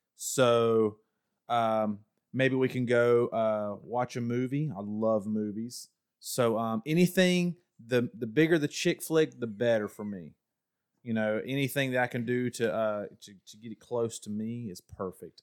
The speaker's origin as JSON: {"language": "English", "region": "Ohio", "country": "United States", "moved": "yes", "lives_now": "North Carolina, United States", "said": "originally from the great state of Ohio, um, but I moved down to North Kakalaki"}